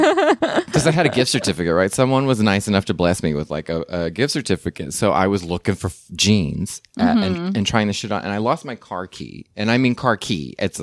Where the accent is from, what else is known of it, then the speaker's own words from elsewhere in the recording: North Texas, United States; now in Los Angeles area, United States; I grew up in North Texas